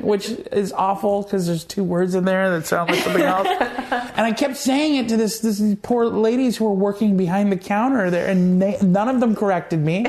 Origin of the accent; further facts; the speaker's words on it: Moose Jaw, Saskatchewan, Canada; moved away; growing up in Moose Jaw and having been to Regina a bunch of times